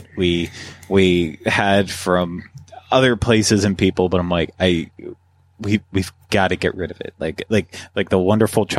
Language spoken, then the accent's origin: English; Pennsylvania, United States; when I was growing up in Pennsylvania